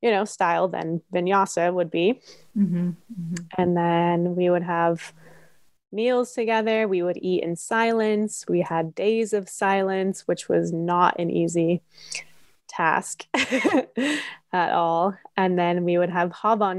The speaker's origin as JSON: {"language": "English", "town": "Nevada City", "region": "California", "country": "United States", "tie": "born or raised there", "said": "my hometown in Nevada City in California"}